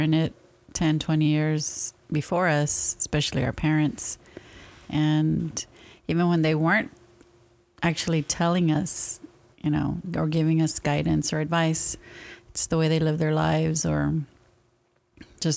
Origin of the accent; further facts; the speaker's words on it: San Antonio, Texas, United States; we grew up in the same neighborhood